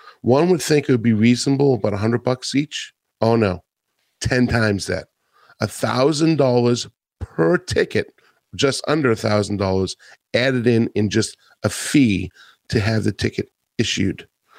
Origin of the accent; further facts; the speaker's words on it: Atlanta, Georgia, United States; in my hometown here in Atlanta.